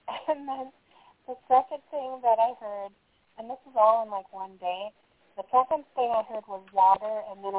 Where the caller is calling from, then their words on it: Minnesota, United States; It's Minnesota.